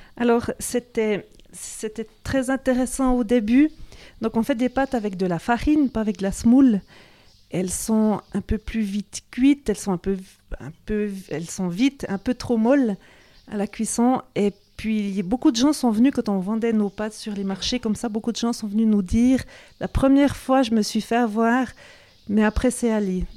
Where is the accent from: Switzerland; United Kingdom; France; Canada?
Switzerland; Cernier, Neuchâtel; also born or lived in Zurich; je suis née ici, à Cernier, dans les bâtiments de l'école d'agriculture.